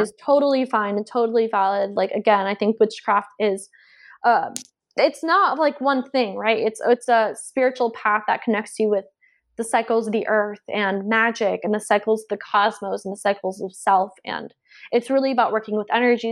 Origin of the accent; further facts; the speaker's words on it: Georgia, United States; moved away; also born or lived in South Carolina; I grew up on the East Coast and I was raised in Georgia and went to school in South Carolina